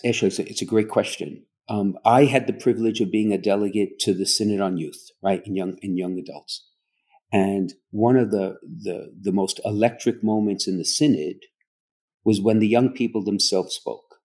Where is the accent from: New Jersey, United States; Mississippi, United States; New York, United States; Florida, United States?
New York, United States; New York City; moved away; I grew up in Brooklyn